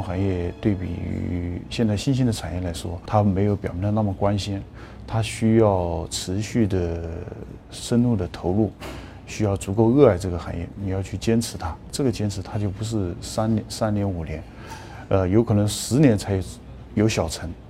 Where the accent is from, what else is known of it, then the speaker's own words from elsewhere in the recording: Jingzhou, Hubei, China; 我是来自于鱼米之乡的荆州，船是小时候见过很多了，呃，但是都是在长江内河跑的船。